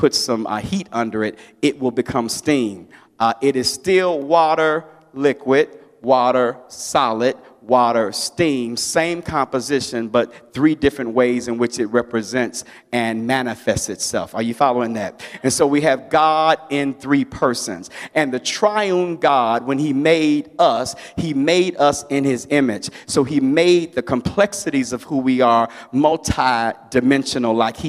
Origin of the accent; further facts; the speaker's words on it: Chicago, Illinois, United States; I grew up in a church that was a soul-winning church in Chicago